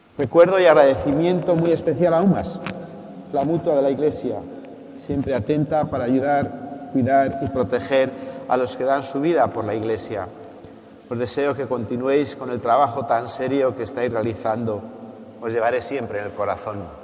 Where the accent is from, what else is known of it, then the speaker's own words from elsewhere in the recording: Revilla Vallejera, Castile and León, Spain; now in Tarazona, Spain; Revilla Vallejera, mi pueblo